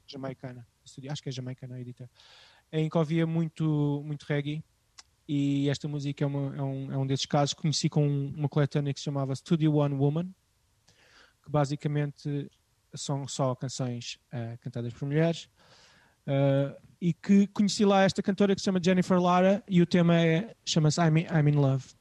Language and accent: Portuguese; Amadora, Lisbon, Portugal; nos subúrbios de Lisboa onde eu cresci, eh, na Amadora e em Benfica